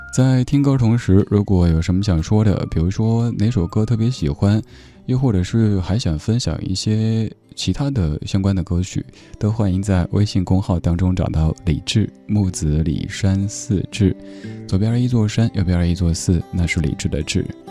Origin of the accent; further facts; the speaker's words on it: Chengdu, Sichuan, China; 我的家乡成都